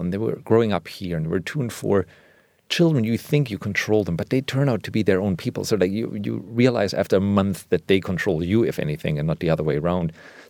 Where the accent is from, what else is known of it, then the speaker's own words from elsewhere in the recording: Germany; English is a second language; not a friend, but it was just like something that's part of my cultural vernacular, even though I grew up in Germany.